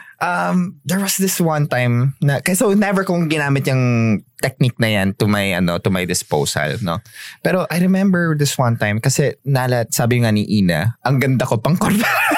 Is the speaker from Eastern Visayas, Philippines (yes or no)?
no; Tabaco, Bicol Region, Philippines; Ah, tabako ako